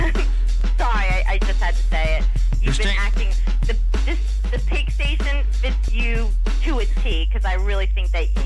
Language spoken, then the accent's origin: English; Long Island, New York, United States; I'm from Long Island.